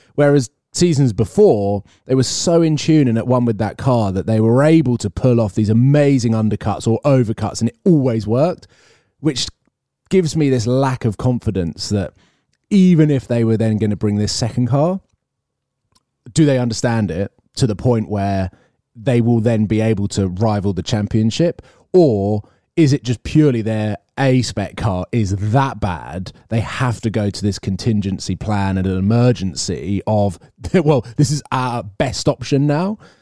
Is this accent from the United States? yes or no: no; United Kingdom; I'm British